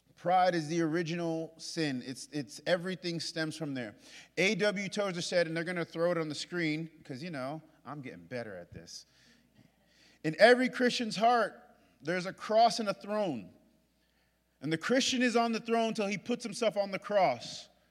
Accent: New York, United States; I'm from New York

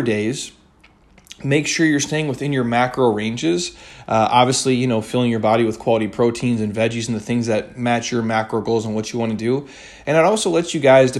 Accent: Minnesota, United States; moved away; I'm from Minnesota

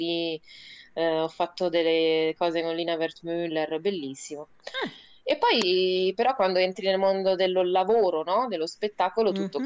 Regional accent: Rome, Lazio, Italy; accent: Roman; moved away as an adult; now in Aosta Valley, Italy; io sono nata a Roma

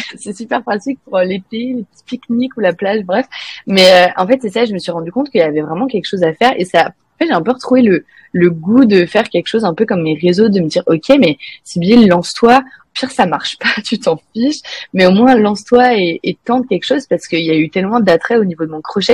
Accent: France; first language French; moved away as an adult; also born or lived in Mexico; now in Canada; je suis française

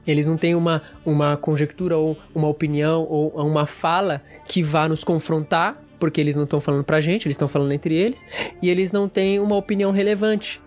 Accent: Brazil; eu sou brasileiro

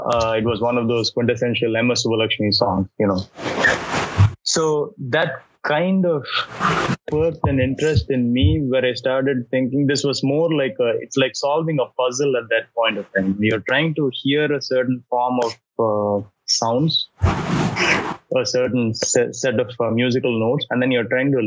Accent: Tiruchirappalli, Tamil Nadu, India; now in United States; I grew up in Trichy

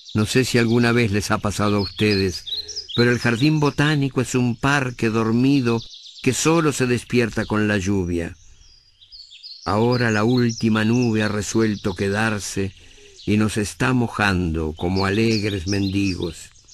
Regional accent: Montevideo, Uruguay; Yo soy un montevideano de clase media

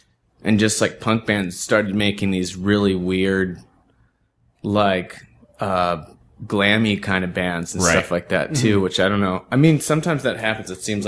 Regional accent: Bellevue, Washington, United States; Because like a lot of the when I grew up in the East Side, Bellevue, Washington. We're close to Issaquah.

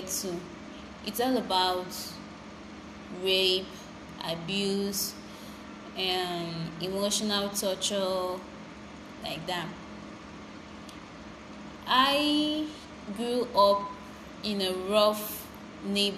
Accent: Benue, Nigeria; I'm a Nigerian from Benue State

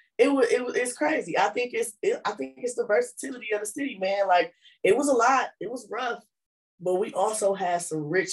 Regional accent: Flint, Michigan, United States; I was born and raised on the north side, but we were raised right on Genesee Street between Trumbull and Brownell

